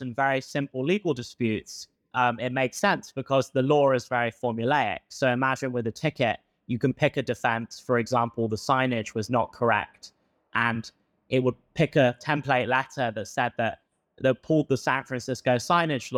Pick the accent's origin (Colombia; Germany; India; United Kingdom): United Kingdom; England; accent: British; moved away as an adult; also born or lived in Stanford, United States; now in United States; I have a British accent. I moved from England to study at Stanford